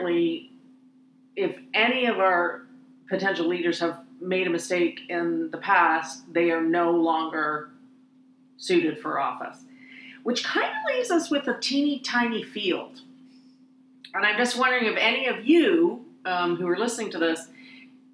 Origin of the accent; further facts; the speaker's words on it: Canada; as a Canadian